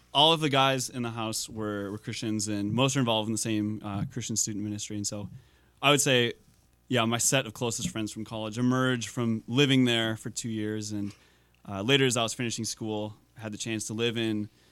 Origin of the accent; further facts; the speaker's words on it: Minnesota, United States; accent: Minnesotan; moved away as an adult; also born or lived in Texas; I don't really have a Minnesotan accent when I speak